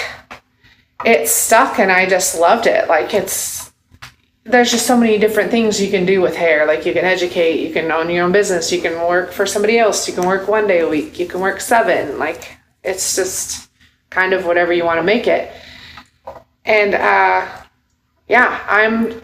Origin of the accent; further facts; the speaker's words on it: Seattle area, Washington, United States; moved away as an adult; now in Dickson, United States; I'm actually from Washington State, like the Seattle area.